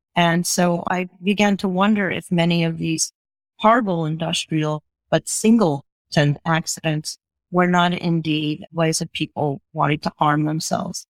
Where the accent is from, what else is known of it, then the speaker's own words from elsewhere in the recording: Long Beach, New York, United States; I grew up on a, a, barrier beach off the, the coast of Long Island called Long Beach